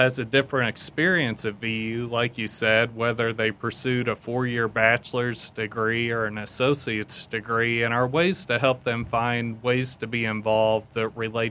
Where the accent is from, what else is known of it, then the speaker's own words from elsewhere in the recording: Southern Indiana, United States; Director of Alumni Engagement. I'm a 2001 VU graduate. I'm from Southern Indiana, grew up here.